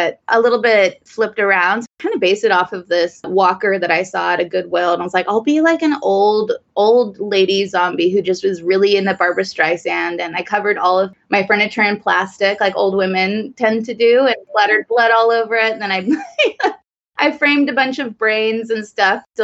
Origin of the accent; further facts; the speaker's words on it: Austin, Texas, United States; moved away as an adult; now in San Francisco, United States; So I'm originally from Austin, Texas. I live in San Francisco now